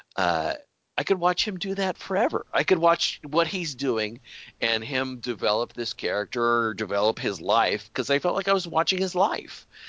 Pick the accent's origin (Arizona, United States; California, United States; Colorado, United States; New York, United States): Colorado, United States; the culture where I grew up in Colorado